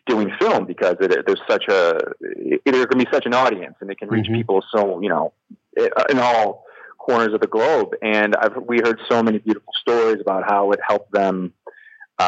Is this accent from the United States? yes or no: yes; Midwest, United States; now in Los Angeles, United States; I'm from the Midwest